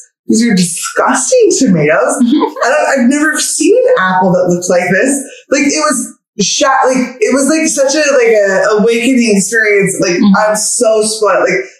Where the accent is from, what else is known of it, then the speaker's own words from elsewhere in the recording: California, United States; moved away as an adult; also born or lived in East Coast; I grew up in California my whole life, and I remember when I moved to the East Coast for the first time